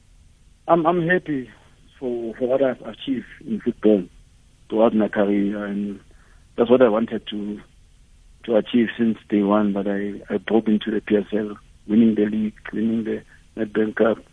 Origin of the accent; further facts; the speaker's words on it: Soweto, Gauteng, South Africa; I grew up in Soweto, in Shawela